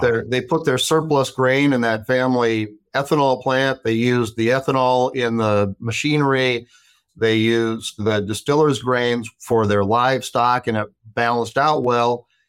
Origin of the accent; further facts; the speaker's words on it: Watertown, South Dakota, United States; also born or lived in Dallas, Texas; I grew up in Watertown, South Dakota